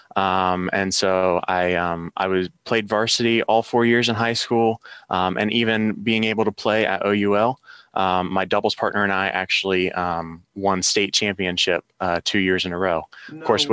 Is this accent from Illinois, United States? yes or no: no; Logan, Ohio, United States; I am from Logan, Ohio, born and raised